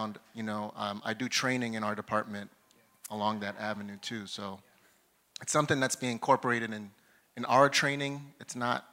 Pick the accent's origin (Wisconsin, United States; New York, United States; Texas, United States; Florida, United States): New York, United States; New York City; moved away as an adult; now in Sacramento, United States; I grew up in New York